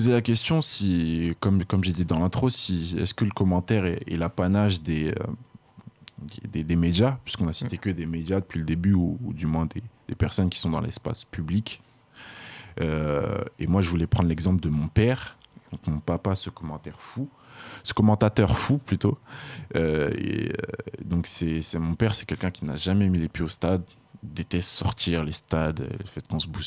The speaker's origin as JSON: {"language": "French", "country": "Burkina Faso", "said": "moi, je suis originaire du Burkina Faso"}